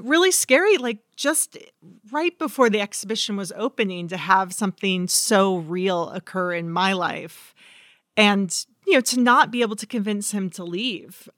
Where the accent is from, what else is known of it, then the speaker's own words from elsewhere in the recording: Redding, California, United States; the car fire came to my hometown